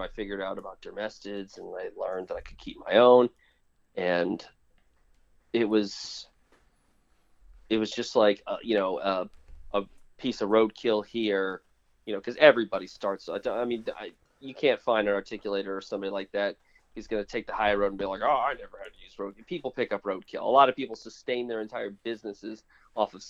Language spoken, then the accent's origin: English; Florida, United States; I grew up in Florida